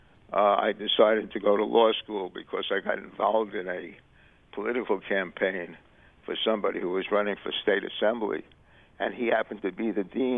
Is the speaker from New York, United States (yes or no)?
yes; New York City, New York, United States; I was born in the Bronx, 1935, August 1st